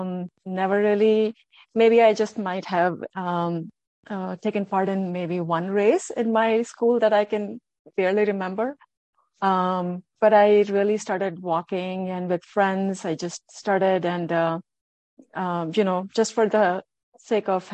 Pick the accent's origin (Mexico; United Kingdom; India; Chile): India; New Delhi, Delhi; moved away as an adult; also born or lived in Mumbai / New York / St. Louis; now in Minnesota, United States; I was born in New Delhi. Did my schooling in Andhra school. Then moved to Mumbai. Did my high school there